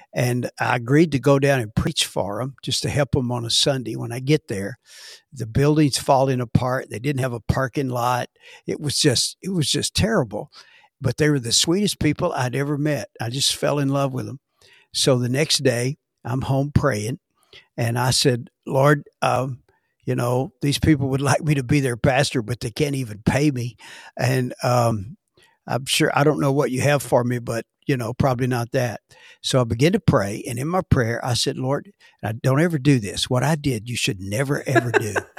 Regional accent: Dallas, Texas, United States; I was born in Dallas, Texas, and, uh, raised by parents that were in the ministry

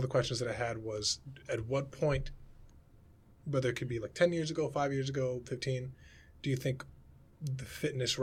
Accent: New York City, New York, United States; I grew up in the Bronx

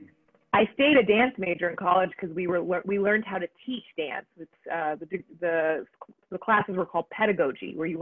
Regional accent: Texas, United States; I like to be a representation of my Mexican culture, that I Tex-Mex people

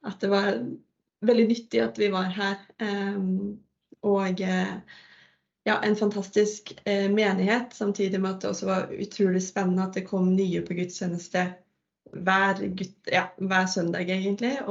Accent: Svarstad, Vestfold, Norway; moved away as an adult; now in Narvik, Norway; Jeg kommer fra Svarstad, en liten plass i Larvik kommune. Ja, og jeg har flytta til Narvik nå i høst sammen med Ingrid Cecilie.

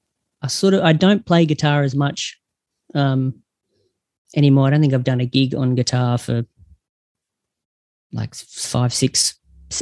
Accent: Geelong, Victoria, Australia; now in Perth, Australia; I grew up in Geelong

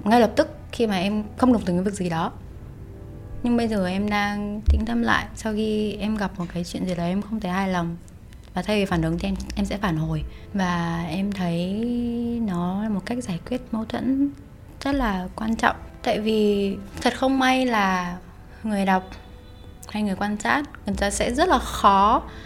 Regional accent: Hanoi, Vietnam; first language Vietnamese; quê mình ở Hà Nội

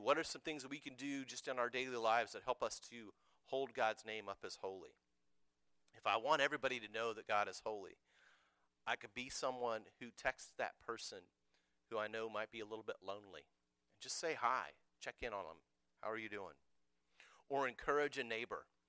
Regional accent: United States; I'm an American.

